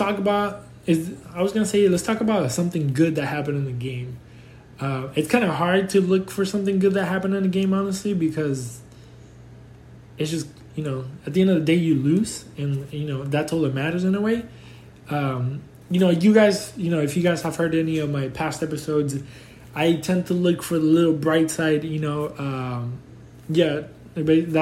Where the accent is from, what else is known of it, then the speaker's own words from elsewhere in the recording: Houston, Texas, United States; I grew up in Houston